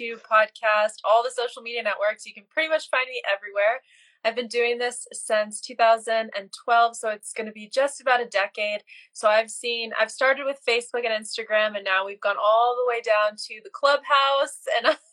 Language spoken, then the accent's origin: English; Bosnia & Herzegovina; now in United States; I'm originally from Bosnia, came here to the US as a refugee back in the early 90s